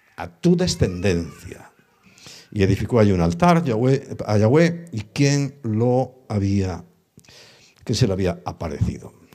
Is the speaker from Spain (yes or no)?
yes; Ponferrada, Castile and León, Spain; yo soy del norte, de León, de Ponferrada